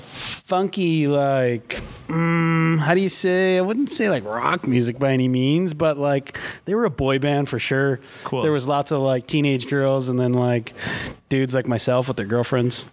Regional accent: Battleford, Saskatchewan, Canada; moved away as an adult; growing up in Battleford, every corner you turn, you knew everybody

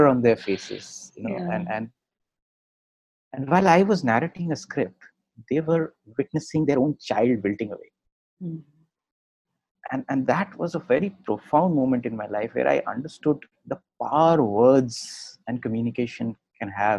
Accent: Agra, Uttar Pradesh, India; I remember growing up in Agra

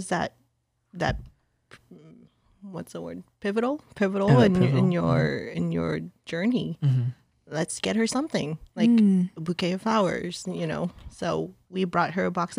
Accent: Torrance, California, United States; English is a second language; moved away as an adult; now in San Jose, United States; I'm from Torrance, which is about half an hour away from LAX.

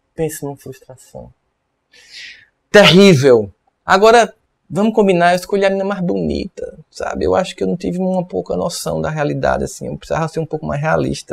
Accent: Northeast Region, Brazil; eu sou nordestino e aqui no Nordeste

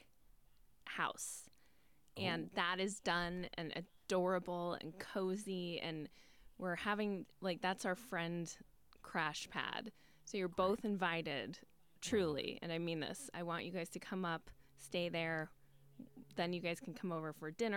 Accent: Ladue, Missouri, United States; I grew up in Ladue.

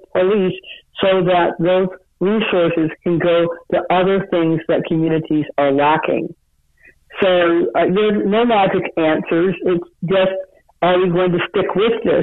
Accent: Cleveland, Ohio, United States; I grew up in Cleveland, Ohio

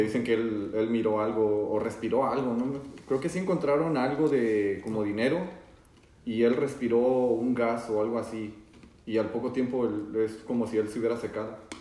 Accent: Zacatecas, Mexico; ese lugar, que es Zacatecas, está bien porque yo también soy de allá

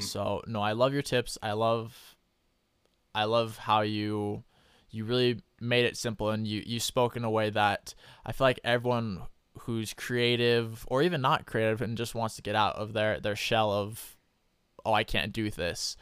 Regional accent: Idaho, United States; I'm from Idaho

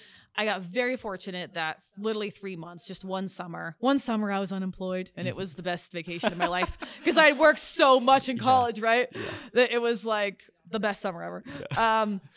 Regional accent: San Diego, California, United States; accent: Southern; also born or lived in Texas / Nashville; So I've lived as a child in San Diego, in Texas. I spent about 7 years in Nashville as a kid. I had a Southern accent when I mo

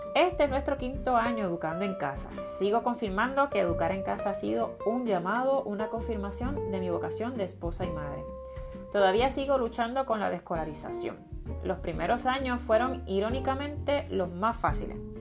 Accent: Carolina, Puerto Rico; soy natural de Carolina, tierra de gigantes, en la hermosa isla de Puerto Rico

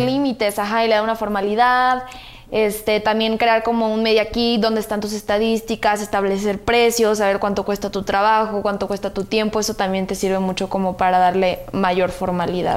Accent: Guadalajara, Jalisco, Mexico; Soy de Guadalajara

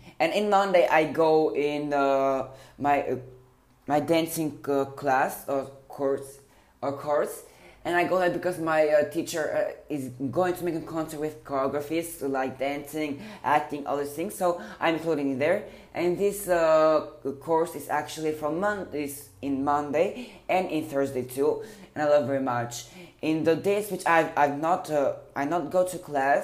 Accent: Tirana, Tirana County, Albania; I was born in Tirana, Albania, and it's a lovely country and place.

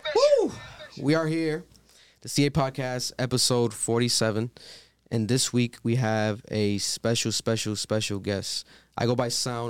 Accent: Providence, Rhode Island, United States; We're from Providence, Rhode Island.

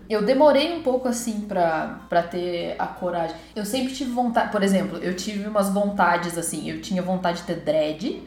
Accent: Poços de Caldas, Minas Gerais, Brazil; a minha adolescência eu passei em Poços

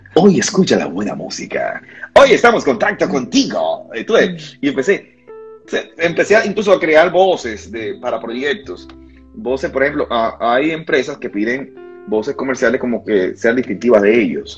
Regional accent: Santiago de los Caballeros, Santiago, Dominican Republic; Nací en la, en la ciudad de Santiago, República Dominicana, Santiago. Aquí le decimos así, santiaguero pura cepa

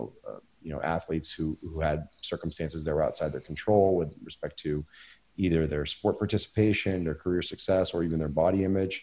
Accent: Maine, United States; my hometown in Maine

